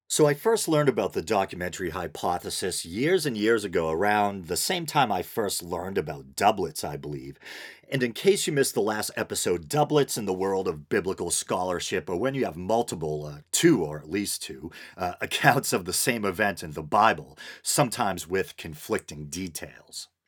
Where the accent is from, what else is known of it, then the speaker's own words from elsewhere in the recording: New England, United States; accent: New England; my New England accent